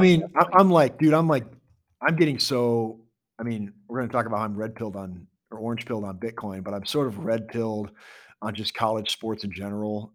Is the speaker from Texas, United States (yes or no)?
no; Iowa, United States; now in Kansas City, United States; I grew up in Iowa